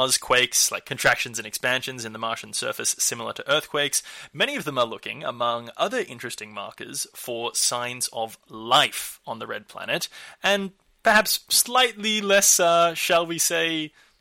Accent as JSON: {"language": "English", "country": "Australia", "said": "my home country, Australia"}